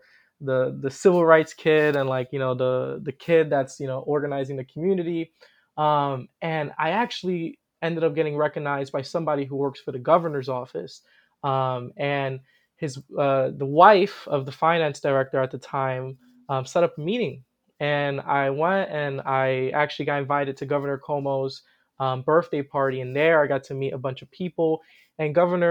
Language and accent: English; New York City, New York, United States; also born or lived in South Bronx, New York City; I moved to Harlem, where I'm still currently at, and I grew up in the projects here in Drew Hamilton